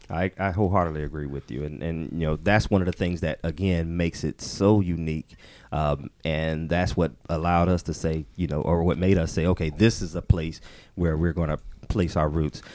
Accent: Orlando, Florida, United States; moved away as an adult; now in Atlanta, United States; I actually was born and raised in Orlando

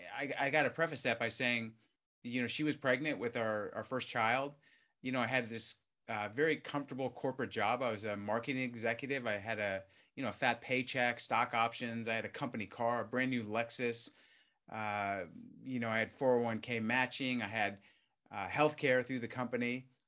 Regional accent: California, United States; Yeah, I mean, I grew up in Southern California, you know, in a working class family

